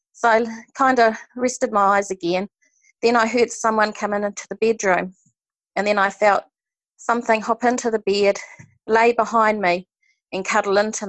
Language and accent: English; Hawke's Bay, New Zealand; I'm from Hawke's Bay in New Zealand.